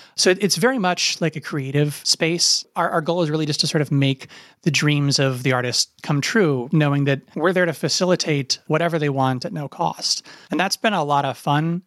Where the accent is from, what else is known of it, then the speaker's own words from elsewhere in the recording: Appalachia, United States; moved away as an adult; also born or lived in Ohio University, Ohio; I grew up in Appalachia.